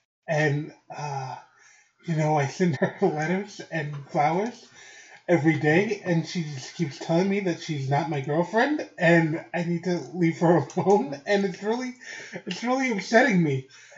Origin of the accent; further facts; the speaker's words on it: Phoenix, Arizona, United States; I'm from Phoenix, Arizona